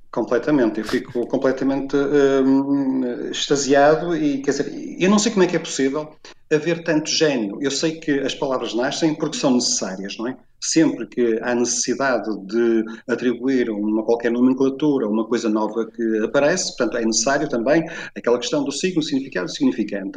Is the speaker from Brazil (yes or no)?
no; Porto, Norte, Portugal; no Porto, onde eu cresci, eh, onde nasci e cresci